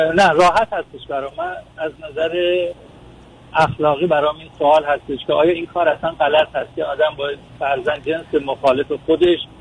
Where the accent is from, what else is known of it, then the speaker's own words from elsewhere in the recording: Iran; now in United States; من ایرانی هستم مقیم آمریکا هستم